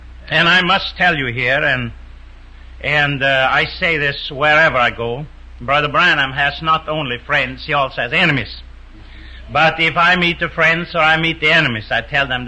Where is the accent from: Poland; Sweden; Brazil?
Sweden; moved away; also born or lived in New York, United States; I'm a Swede. I wasn't born in America. I was born in Sweden.